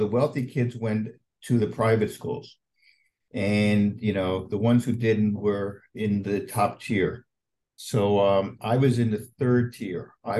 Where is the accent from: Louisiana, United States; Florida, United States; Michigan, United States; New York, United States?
New York, United States; Scarsdale; I grew up in Scarsdale.